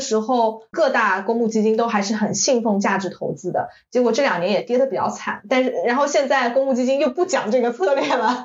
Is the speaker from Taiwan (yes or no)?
no; China; 我们中国人